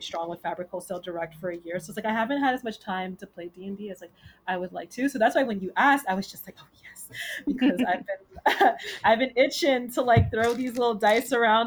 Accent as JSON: {"language": "English", "town": "New York City", "region": "New York", "country": "United States", "also_born_or_lived": "Bronx", "said": "I am originally from Queens, but I live in the Bronx"}